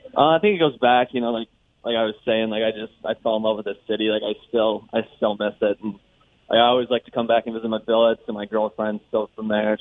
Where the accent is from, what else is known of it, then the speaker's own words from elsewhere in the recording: United States; moved away; being an American born